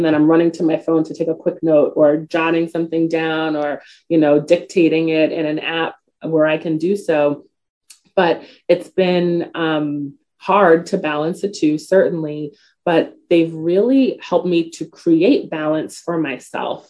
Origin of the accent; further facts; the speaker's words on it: New York City, New York, United States; I'm from the Bronx. So, you know, I only knew my borough